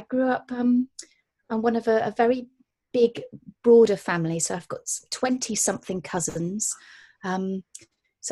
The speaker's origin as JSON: {"language": "English", "area": "Gloucestershire", "region": "South West England", "country": "United Kingdom", "tie": "born or raised there", "said": "I'm from the countryside in Gloucestershire"}